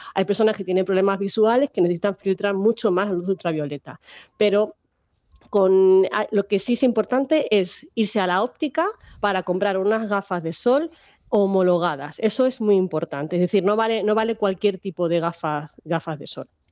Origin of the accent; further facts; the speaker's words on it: Minas de Riotinto, Andalusia, Spain; now in Salamanca, Spain; vivo en Salamanca, pero yo soy andaluza, que ya lo has dicho que soy de Huelva, de Minas de Río Tinto